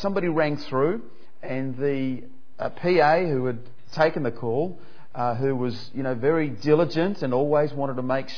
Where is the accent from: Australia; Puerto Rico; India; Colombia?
Australia; Perth, Western Australia; moved away as an adult; also born or lived in Papua New Guinea; now in Melbourne, Australia; I grew up in Perth, and I moved over here to Melbourne